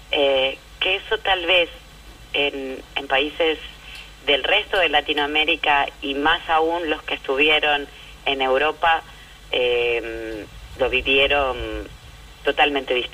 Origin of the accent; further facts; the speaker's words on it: Argentina; born there; yo nací en la democracia, en la Argentina